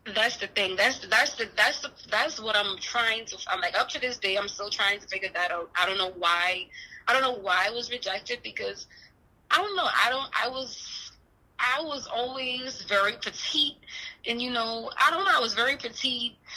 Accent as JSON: {"language": "English", "country": "Bahamas", "tie": "born or raised there", "moved": "yes", "lives_now": "Houston, United States", "said": "I'm not from Houston, Texas, but that's where I'm at now. I'm originally from the Bahamas."}